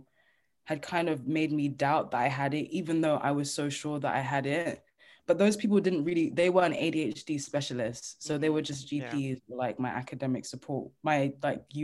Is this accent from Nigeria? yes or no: yes; Nigeria; I'm Nigerian